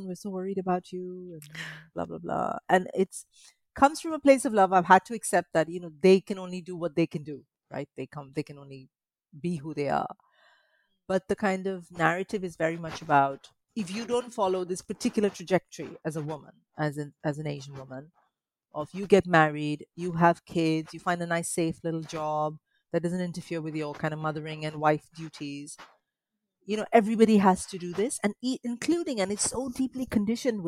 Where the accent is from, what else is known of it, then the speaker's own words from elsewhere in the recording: Mumbai, Maharashtra, India; moved away as an adult; also born or lived in Kerala (family origin); now in United Kingdom; I grew up in Mumbai, which is sort of like a big crazy city like London